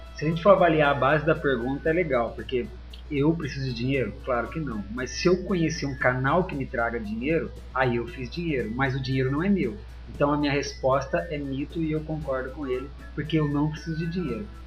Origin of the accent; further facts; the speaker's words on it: Barretos, São Paulo, Brazil; moved away as an adult; now in Piracicaba, Brazil; eu sou de Barretos, foi onde tudo começou. É, até meus 17 anos